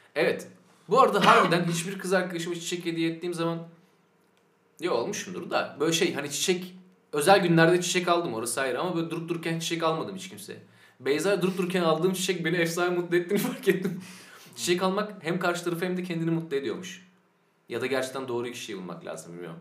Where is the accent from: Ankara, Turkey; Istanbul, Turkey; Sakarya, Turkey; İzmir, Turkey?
Sakarya, Turkey; now in Eskişehir, Turkey; biz hepimiz Sakaryalıyız